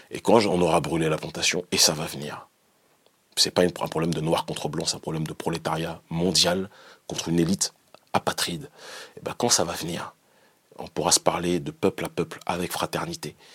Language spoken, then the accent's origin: French; Benin; Moi, je suis issu du Bénin.